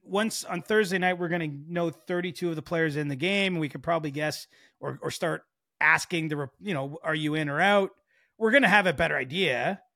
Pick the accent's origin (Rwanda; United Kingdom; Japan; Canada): Canada; even as a Canadian